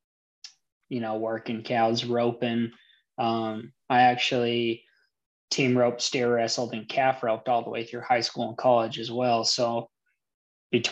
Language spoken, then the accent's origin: English; Mona, Utah, United States; also born or lived in Delta, Utah / Lehi, Utah; I grew up, I was born in Delta, Utah, but mainly grew up around Mona, Utah, moved around a bunch since then, ended up staying in Lehigh, Utah for a while